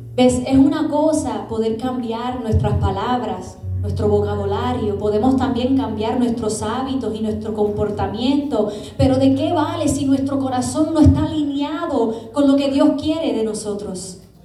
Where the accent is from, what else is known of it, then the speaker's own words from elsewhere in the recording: Puerto Rico; Yo como buen puertorriqueña que soy